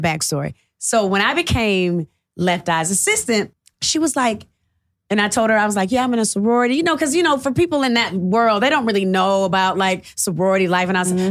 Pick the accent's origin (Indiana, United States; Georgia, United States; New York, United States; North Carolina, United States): Georgia, United States; Atlanta